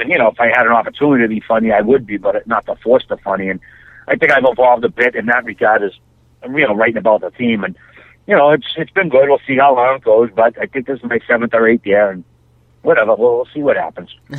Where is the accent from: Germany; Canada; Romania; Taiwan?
Canada